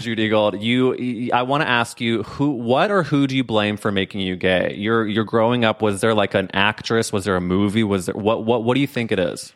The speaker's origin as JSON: {"language": "English", "town": "St. Louis", "region": "Missouri", "country": "United States", "tie": "born or raised there", "said": "I'm from Saint Louis."}